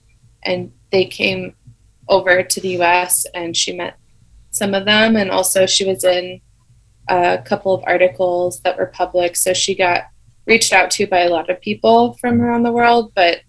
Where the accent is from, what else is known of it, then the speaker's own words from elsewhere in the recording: Rapid City, South Dakota, United States; Rapid City, South Dakota. And that's my hometown.